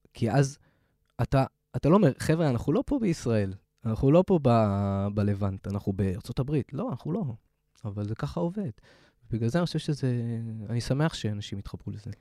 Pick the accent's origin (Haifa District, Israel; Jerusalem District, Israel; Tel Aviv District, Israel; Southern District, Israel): Haifa District, Israel; Haifa; moved away; חיפאי, בתור חיפאי לשעבר